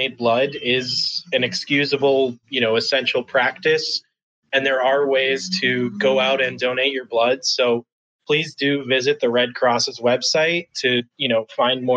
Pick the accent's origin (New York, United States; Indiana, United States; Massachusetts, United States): Massachusetts, United States; now in Chicago, United States; I'm originally from the East Coast, from Massachusetts. I'm currently here in Chicago